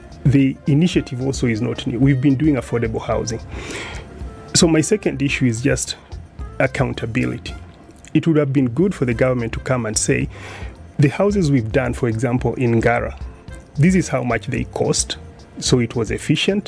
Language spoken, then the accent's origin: English; Kenya; as a Kenyan